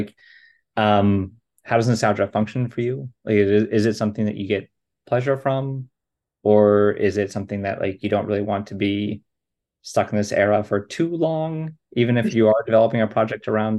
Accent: outside Pittsburgh, Pennsylvania, United States; where I grew up in Pennsylvania, where I was out of Pittsburgh

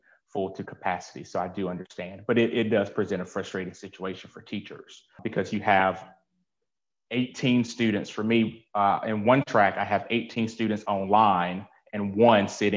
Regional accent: Nash County, North Carolina, United States; now in Greenville, United States; I am from Nash County. I currently live in Greenville, North Carolina.

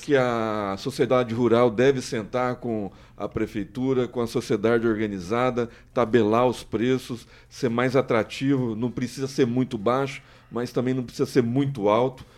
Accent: Maringá, Paraná, Brazil; Maringá, onde eu nasci

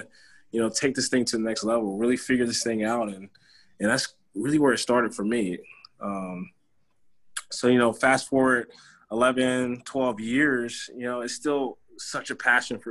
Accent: Conway, South Carolina, United States; born and raised in Conway, like Mia said, just a few miles from Myrtle Beach

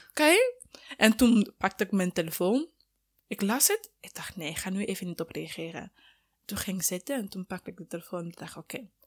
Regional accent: Sierra Leone; Ik kom uit Sierra Leone.

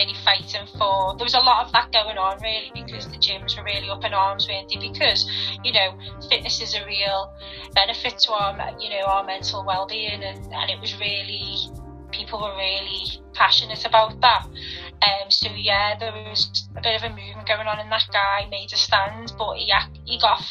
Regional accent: Liverpool, North West England, United Kingdom; I've lived here all my life. Yeah, I was born in Liverpool. All my family are from Liverpool.

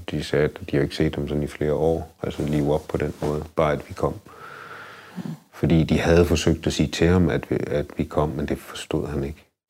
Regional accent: Denmark; jeg mig bare mere dansk

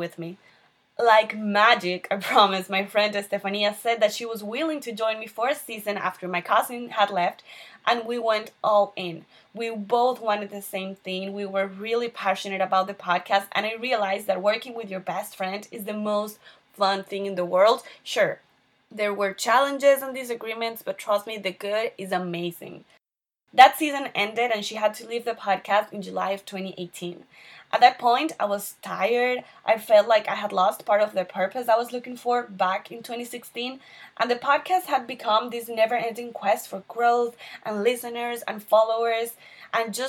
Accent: Venezuela; moved away as an adult; now in Miami, United States; I'm originally from Venezuela.

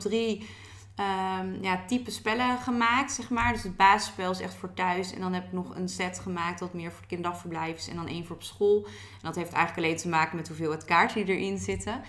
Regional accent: Maartensdijk, Utrecht, Netherlands; now in Utrecht, Netherlands; ik woon nu in Utrecht, maar ik kom uit Maartstijk. Maartstijk is echt een klein dorpje, een beetje tussen Utrecht

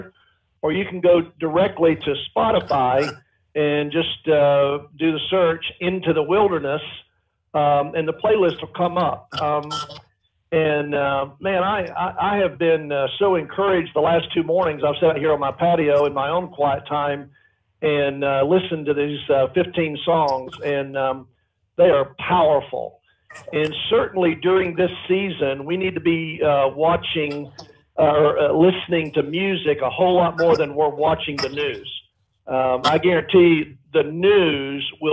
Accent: East Tennessee, United States; the little country church that I grew up in East Tennessee

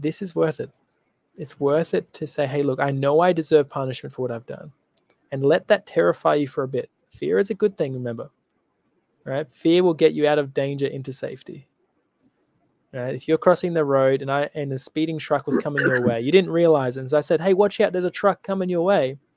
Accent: Australia; I'm from Australia

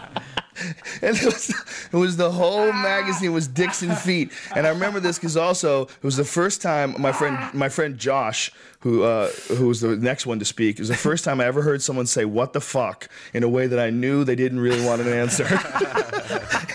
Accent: Boston, Massachusetts, United States; I grew up in Boston

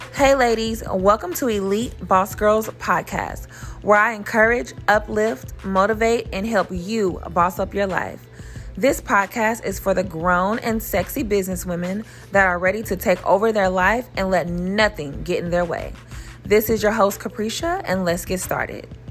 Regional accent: Oklahoma City, Oklahoma, United States; I'm from Oklahoma City, Oklahoma, born and raised

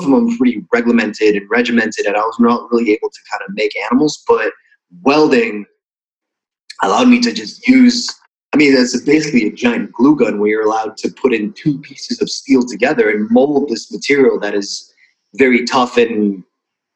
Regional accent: Switzerland; first language Russian; English is a second language; now in Budapest, Hungary; I was born and raised in Switzerland to Russian parents who immigrated out of Russia

